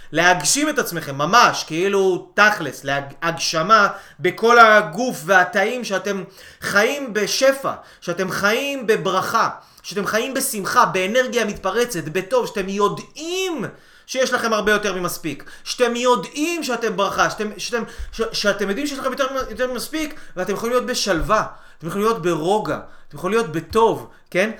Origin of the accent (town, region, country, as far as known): Israel